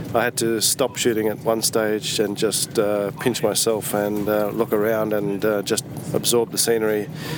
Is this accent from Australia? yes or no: yes; Australia; also from Australia.